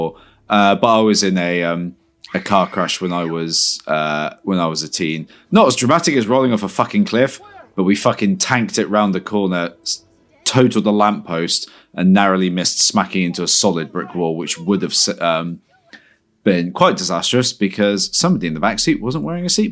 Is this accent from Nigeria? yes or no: no; Bristol, South West England, United Kingdom